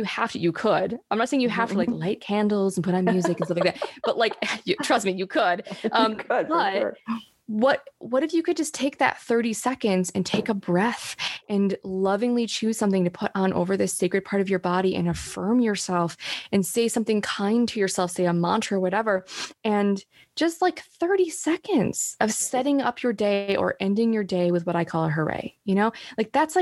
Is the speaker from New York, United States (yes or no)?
yes; Rochester, New York, United States; moved away as an adult; now in Oklahoma, United States; moved to New York City when I was 18 from Rochester, New York